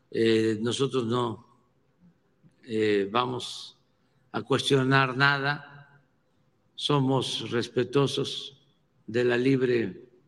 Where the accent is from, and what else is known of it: Mexico